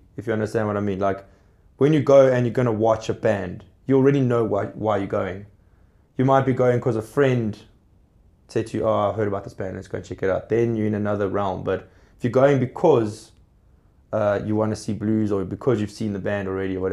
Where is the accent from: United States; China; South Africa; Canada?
South Africa; as a South African blues artist